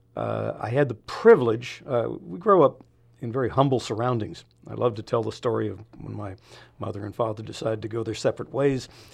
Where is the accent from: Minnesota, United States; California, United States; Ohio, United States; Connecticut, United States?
California, United States; San Francisco; born or raised there; moved away as an adult